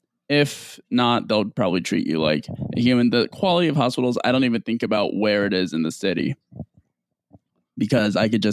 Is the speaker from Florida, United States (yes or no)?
no; Seattle, Washington, United States; Now, let me just preface some context. I'm from Seattle.